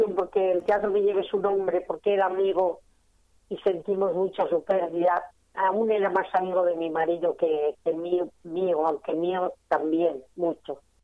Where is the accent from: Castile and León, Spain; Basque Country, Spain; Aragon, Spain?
Basque Country, Spain; San Sebastián; accent: northern; moved away as an adult; now in Madrid, Spain; nací en San Sebastián. O estoy muy mezclada, muy mezclada. Pero dicen que el hablar y el acento del norte no se me va, nunca se me ha ido.